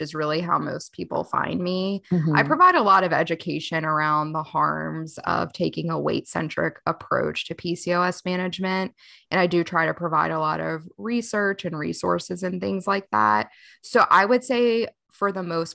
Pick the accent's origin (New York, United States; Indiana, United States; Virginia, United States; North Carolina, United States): North Carolina, United States; Charlotte; I'm from Charlotte, North Carolina, and prior to the pandemic, I had a brick and mortar practice